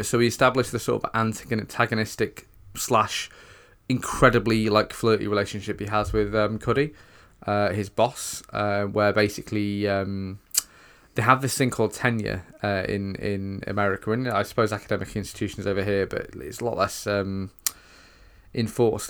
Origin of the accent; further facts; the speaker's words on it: United Kingdom; us as British viewers